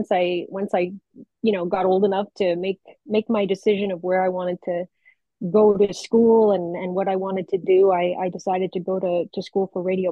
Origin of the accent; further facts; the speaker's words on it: Hamilton, Ontario, Canada; I grew up in Hamilton, Ontario, born, raised, and kind of never left